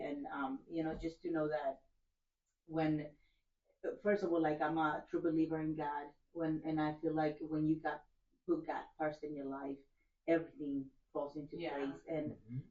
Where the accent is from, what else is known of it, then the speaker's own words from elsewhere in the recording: El Salvador; now in United States; I'm Craig's wife, and I'm originally from El Salvador. Okay. I came to the U.S. in 2000